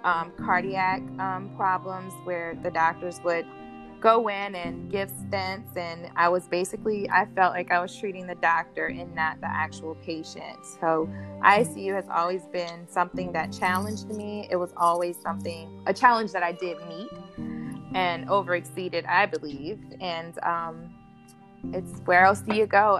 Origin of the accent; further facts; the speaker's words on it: LaPlace, Louisiana, United States; moved away; also born or lived in Africa; my hometown